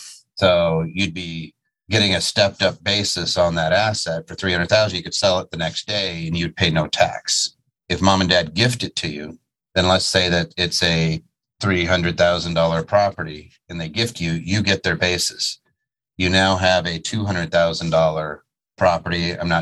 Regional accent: Dallas, Texas, United States; I am from Dallas.

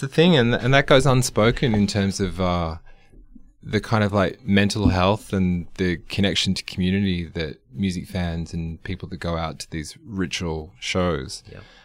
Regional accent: Australia; an Australian music fan

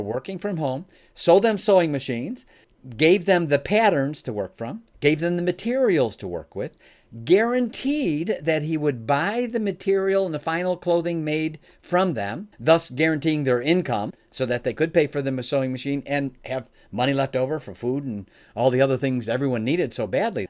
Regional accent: Oak Brook, Illinois, United States; now in Michigan, United States; I live in Michigan now, but uh, I was born and raised in the Chicagoland area, specifically the greater Oak Brook area

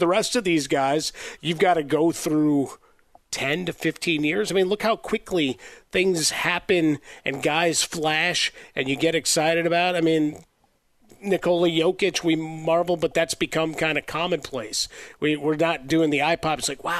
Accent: Chicago, Illinois, United States; we grew up in Chicago, so we watched the rise of Jordan.

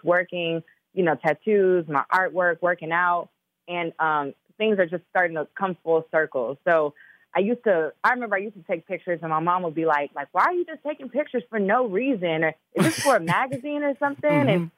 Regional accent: Chicago, Illinois, United States; also born or lived in Minnesota; and I was born in Minnesota. So I know all about that cold. You know, I'm from Chicago too.

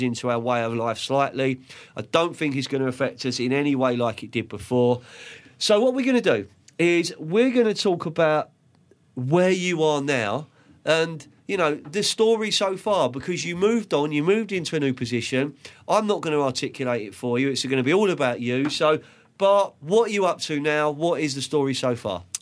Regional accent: London, United Kingdom; I grew up in Lancaster Court Estate on five seventy Fulham Road

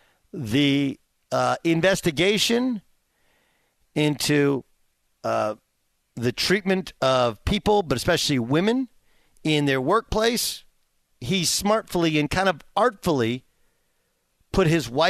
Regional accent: California, United States; my perception as a kid, I grew up in Southern California, was doctors are rich, lawyers are rich.

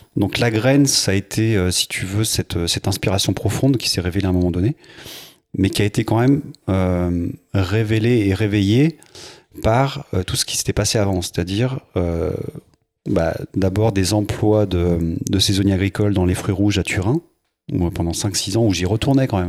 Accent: Mizérieux? / west of Lyon, Auvergne-Rhône-Alpes, France; j'ai grandi à Miry, dans l'ouest lyonnais.

